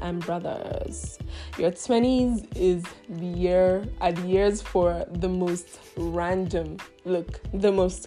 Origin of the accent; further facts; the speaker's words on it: Nigeria; I come from Nigeria. Yeah, that's where I'm from, and I'm Igbo by tribe